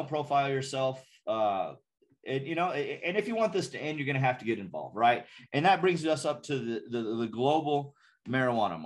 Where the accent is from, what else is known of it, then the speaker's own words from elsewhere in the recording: Ruidoso, New Mexico, United States; I'm from Ruidoso